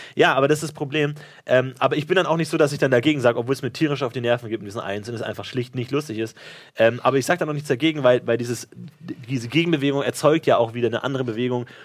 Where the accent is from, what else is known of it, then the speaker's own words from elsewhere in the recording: Bavaria, Germany; ich bin ja in Bayern aufgewachsen